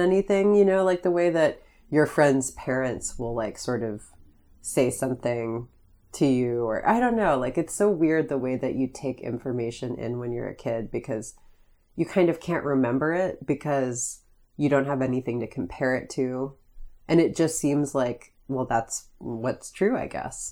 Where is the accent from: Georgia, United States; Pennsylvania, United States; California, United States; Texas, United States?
Pennsylvania, United States; Greene County; I grew up in Greene County